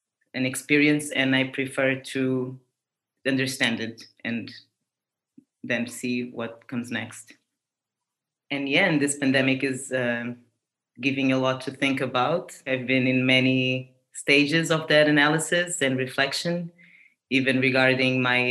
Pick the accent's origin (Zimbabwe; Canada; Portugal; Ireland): Portugal; I was born in Portugal